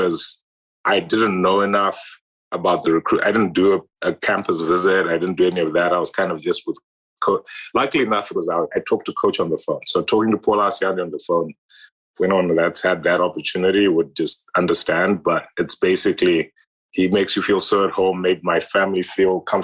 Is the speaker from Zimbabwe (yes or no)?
yes; Harare, Zimbabwe; moved away; I grew up in Zimbabwe, in Harare, Zimbabwe, the capital city.